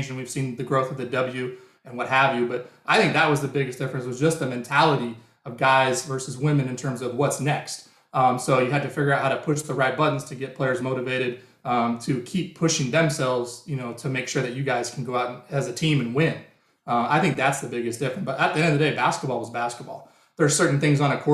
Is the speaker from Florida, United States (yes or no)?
no; Spokane, Washington, United States; I've been on a team since I was growing up in Spokane